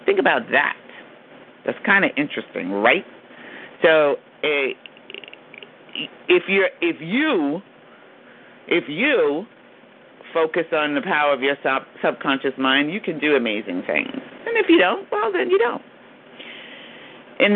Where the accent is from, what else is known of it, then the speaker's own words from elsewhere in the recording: New York, United States; accent: New York; my New York accent